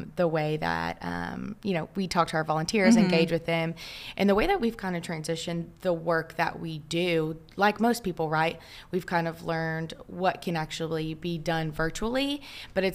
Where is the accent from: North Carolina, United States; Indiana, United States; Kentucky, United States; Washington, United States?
Kentucky, United States; moved away as an adult; now in Dallas, United States; I am actually from Kentucky, moved here to Dallas in August